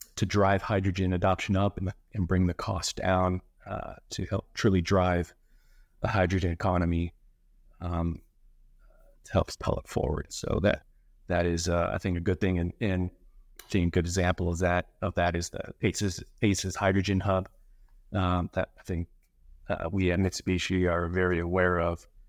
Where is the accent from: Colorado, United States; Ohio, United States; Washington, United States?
Colorado, United States; Colorado Springs; moved away as an adult; now in Florida, United States; I'm originally from Colorado. Uh, grew up there, Colorado Springs, to be exact